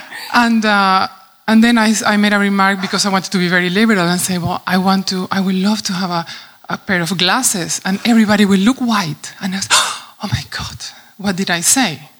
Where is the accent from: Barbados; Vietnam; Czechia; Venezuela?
Venezuela; moved away as an adult; now in Netherlands; I'm coming from Venezuela. I live already for 14 years in the Netherlands, and I experienced both worlds somehow being raised in my own country